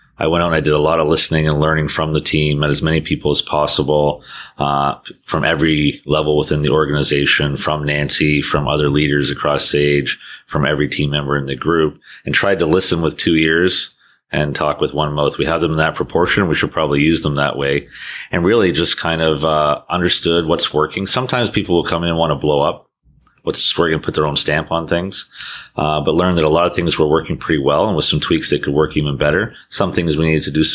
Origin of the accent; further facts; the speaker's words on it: Canada; being a Canadian, although I've had roles and lived around the world